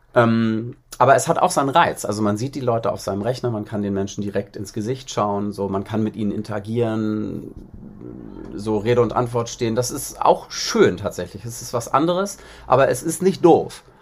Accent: Bad Schwartau, Schleswig-Holstein, Germany; first language German; moved away as an adult; also born or lived in Berlin; Also in Bad Schwartau, wo ich herkomme, äh, im Norden

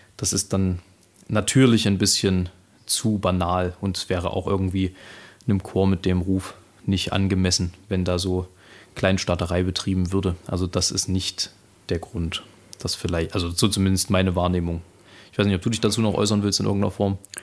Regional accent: Saxony, Germany; als Sachse

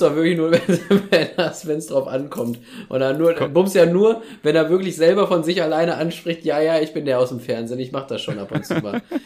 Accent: Soest, North Rhine-Westphalia, Germany; hier aus Soest

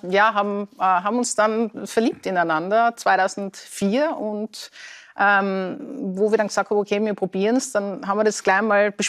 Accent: Tyrol, Austria; accent: Tyrolean; als Tirolerin, mit einem richtigen Tiroler Dialekt

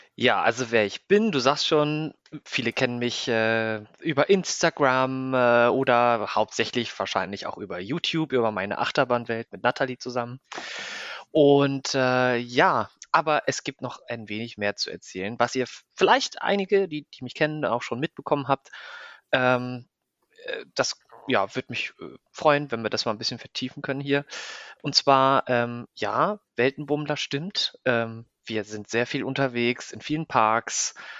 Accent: Neumünster, Schleswig-Holstein, Germany; moved away as an adult; also born or lived in Kiel / Hamburg; now in Breda, Netherlands; ursprünglich komme ich aus Neumünster. Das liegt zwischen Hamburg und Kiel, für alle, die es nicht wissen, in Schleswig-Holstein. Ähm, dann ja, habe ich, äh, da habe ich meine Schulbildung

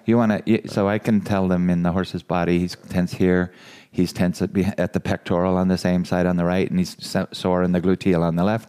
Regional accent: California, United States; now in Iowa, United States; I'm from California

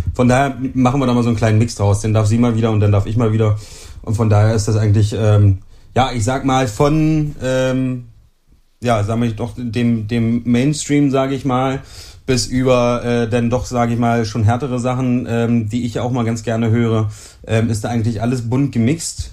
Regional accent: Germany; bei uns in Deutschland

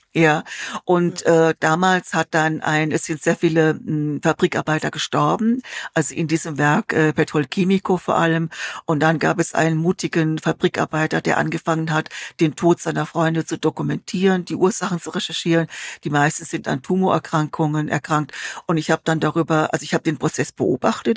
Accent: near Heidelberg, Baden-Württemberg, Germany; also born or lived in Munich / Bologna / Venice; now in Genoa, Italy; Ich bin ähm, in der Nähe von Heidelberg geboren, also nicht in München

